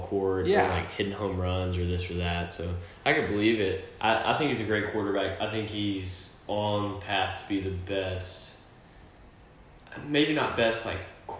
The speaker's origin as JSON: {"language": "English", "region": "the South", "country": "United States", "said": "We're from the South. We like football"}